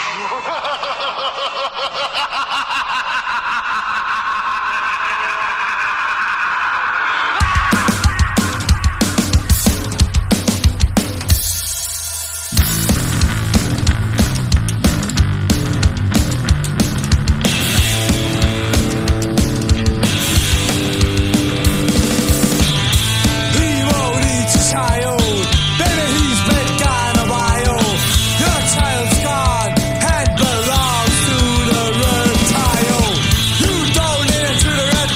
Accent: Chester, North West England, United Kingdom; also born or lived in Northwich; I was born in Chester and I worked in Northwich for many a year, and I do live in the county of Cheshire

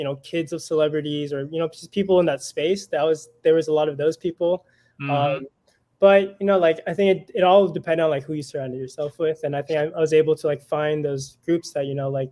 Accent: Cupertino, California, United States; also born or lived in Orange County, California; I grew up in Cupertino, like near San Jose

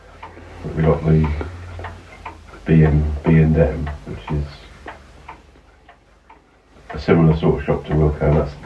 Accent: Winchester, South East England, United Kingdom; also born or lived in Andover / Camberley; I was born in Hampshire as well.

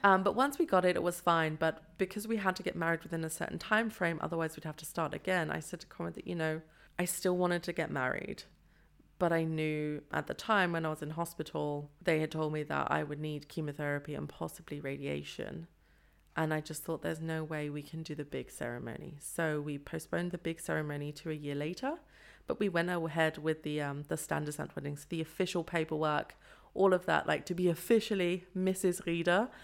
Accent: London, United Kingdom; moved away as an adult; also born or lived in Nottingham; now in Freiburg, Germany; I was born in Nottingham but lived in London for most of my life

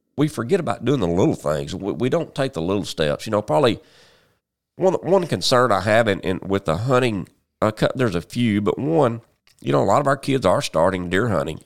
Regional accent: Paragould, Arkansas, United States; also born or lived in Memphis; I'm from Paragould, been here all my, well, almost all my life.

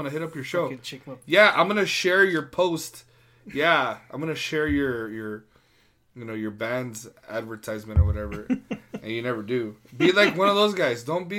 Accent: New York, United States; I'm from New York.

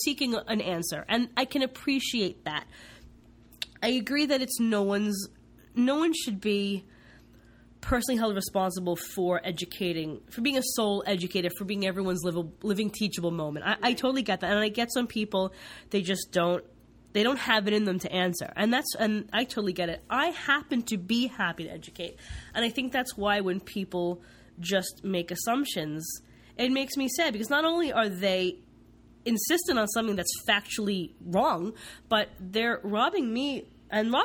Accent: East Coast, United States; now in West Coast, United States; I grew up on the East Coast

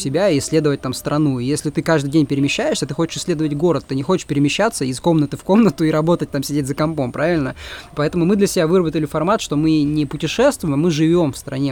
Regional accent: Russia; moved away as an adult; мы русские, да, мы из России

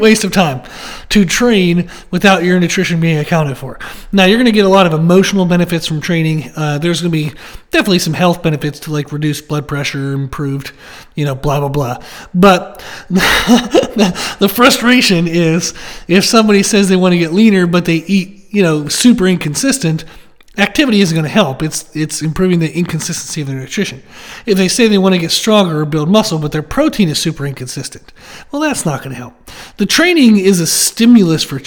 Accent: United States

